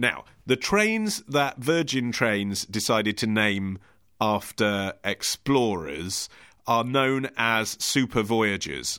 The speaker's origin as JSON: {"language": "English", "country": "United Kingdom", "said": "my instinct as a British man"}